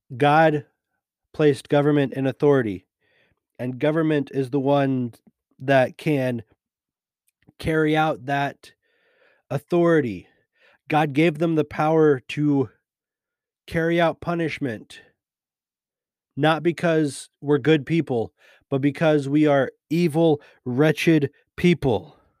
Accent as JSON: {"language": "English", "country": "United States", "said": "being a Christian and being an American."}